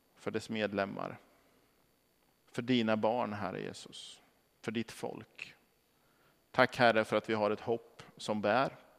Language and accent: Swedish; Norrköping, Östergötland, Sweden; moved away; Som barn så växte jag upp i de eh, vad ska vi säga, nordöstra delarna av, av Norrköping